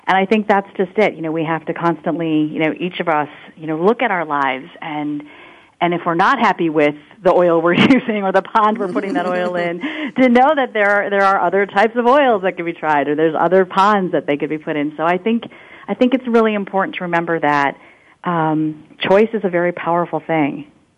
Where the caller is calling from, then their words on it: Winston-Salem, North Carolina, United States; I'm calling from Winston-Salem, North Carolina, and it is the noon hour here